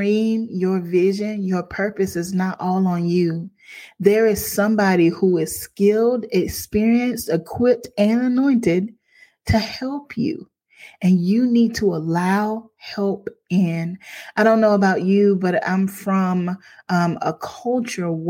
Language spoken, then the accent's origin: English; Crockettville, South Carolina, United States; I'm from Crockettville, South Carolina.